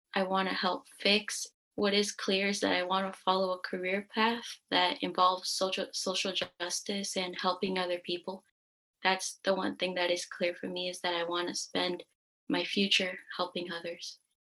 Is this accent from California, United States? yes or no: yes; San Francisco, California, United States; I'm from San Francisco, California. Um, I've lived in the Bay Area my entire life